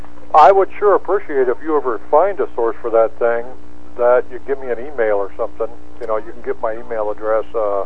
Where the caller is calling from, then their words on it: Spokane, Washington, United States; I'm calling from Spokane, Washington.